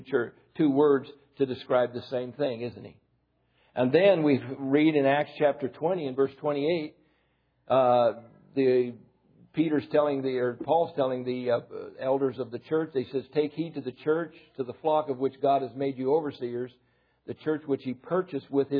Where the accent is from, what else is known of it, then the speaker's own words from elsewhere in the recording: United States; I'm an American, I'm not Japanese. When I was in France, I was an American.